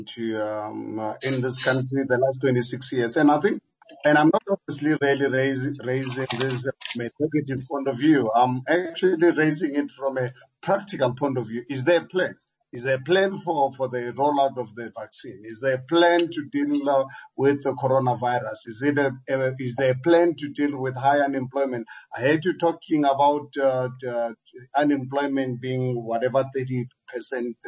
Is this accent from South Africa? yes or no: yes; Hammanskraal, Gauteng, South Africa; I was born in Amanskraal, Harangua, where I started my business in the mid-80s